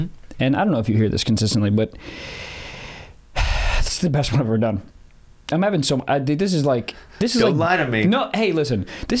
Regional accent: Silver Spring, Maryland, United States; born or raised there

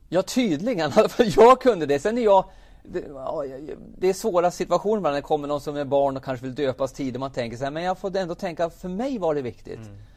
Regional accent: Jämtland, Sweden; now in Karlstad, Sweden; min uppväxt är som sagt uppe i Jämtland

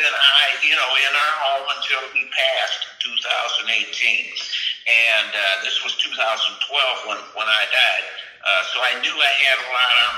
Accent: Michigan, United States; I'm from Michigan

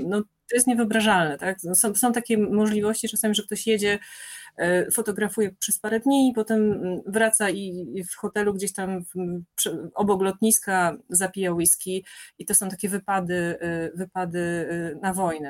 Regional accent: Moszna, Opole Voivodeship, Poland; now in Warsaw, Poland; Ja się urodziłam w ogóle w Opolu mm, i przez 10 lat mieszkałam w takiej miejscowości Moszna

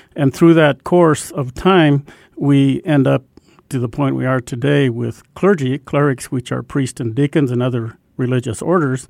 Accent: Albuquerque, New Mexico, United States; I grew up in Albuquerque, and on the west side of town

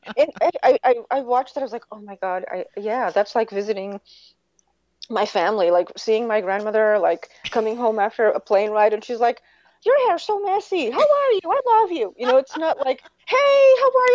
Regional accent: Portugal; moved away; I grew up in Portugal.

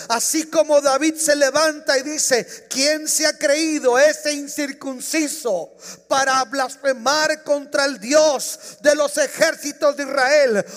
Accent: Mexico; now in United States; Yo soy mexicano.

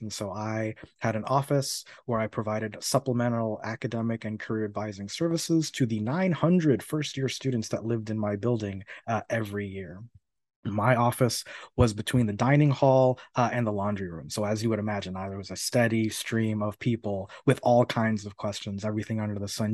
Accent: Miami, Florida, United States; moved away as an adult; also born or lived in New York; now in Urbana-Champaign, United States; I've spent over thirty years in Florida, uh, twenty-five of which were spent in the city of Miami specifically

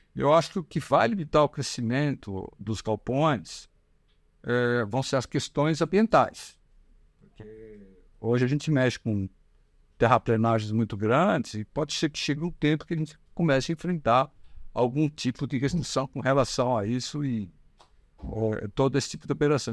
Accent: Brazil; como brasileiros

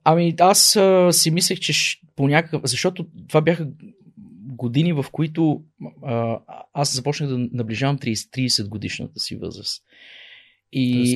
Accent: Pazardzhik, Pazardzhik Province, Bulgaria; moved away as an adult; also born or lived in Czech Republic / United States; Аз съм родом Пазарджиклия. Там съм роден, израсъл до а, завършване на средното ми образование

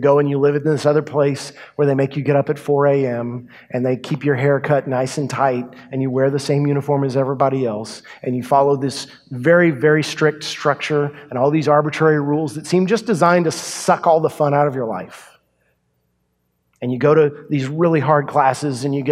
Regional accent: Yoakum, Texas, United States; my hometown, Yoakum, Texas

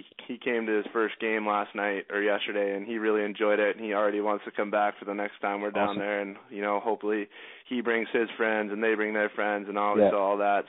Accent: Canada; I'm Canadian

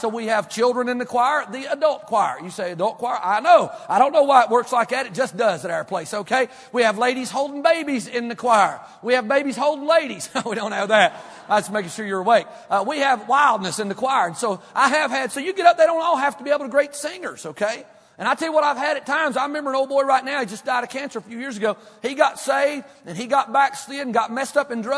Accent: Kentucky, United States; Where I grew up in church in Kentucky, the little country

